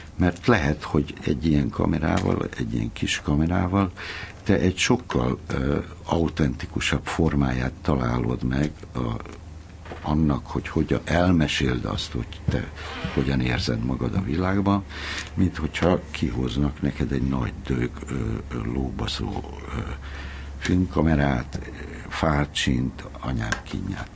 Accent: Hungary; moved away as an adult; amikor én fölnőttem, akkor abban nőttem föl, hogy ez egy zárt ország volt

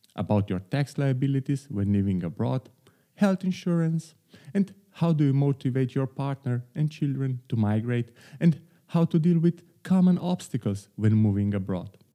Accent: Slovenia; moved away as an adult; now in Amsterdam, Netherlands; my home country, Slovenia

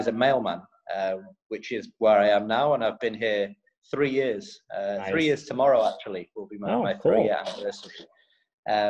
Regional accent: Manchester, North West England, United Kingdom; moved away as an adult; also born or lived in Sheffield / China; I'm from Manchester, from England, from the red side of Manchester

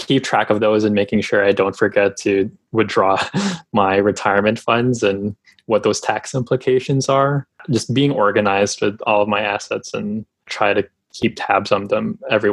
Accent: Philippines; also born or lived in Canada / United Kingdom / United States / Sweden; now in Toronto, Canada; I grew up in the Philippines. I moved to Canada, and I've also lived in the UK, the United States, and Sweden.

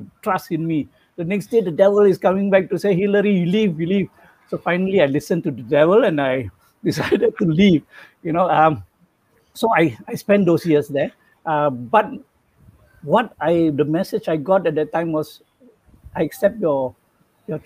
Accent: Butterworth, Penang, Malaysia; I'm from Penang, Butterworth.

